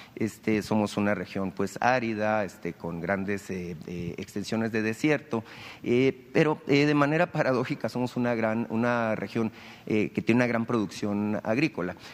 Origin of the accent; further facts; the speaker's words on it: Sonora, Mexico; los sonorenses